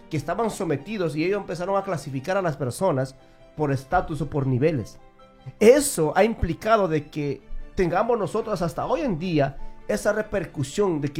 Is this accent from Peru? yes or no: yes; Peru; Yo soy de Perú y yo puedo decir que, que Estados Unidos con Perú no se comparan para nada.